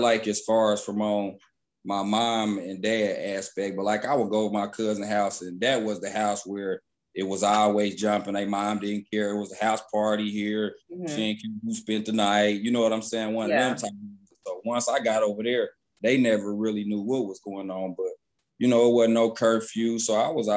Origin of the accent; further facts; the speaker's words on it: Dayton, Ohio, United States; moved away as an adult; now in Texas, United States; I'm from Dayton, Ohio. I've been in Texas now going on 7 years.